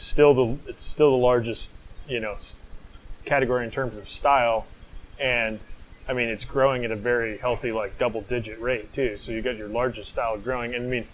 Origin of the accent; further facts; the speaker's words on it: Washington, United States; We're from Washington State